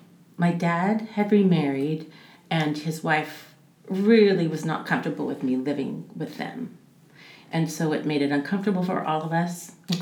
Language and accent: English; Davis, California, United States; also born or lived in Yuba City; I grew up in Davis from first grade to my sophomore year, and my dad was a teacher at the high school.